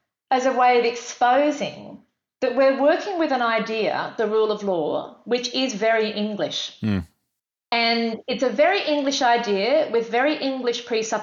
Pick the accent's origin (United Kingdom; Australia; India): Australia; I'm female, I'm white, I'm Australian.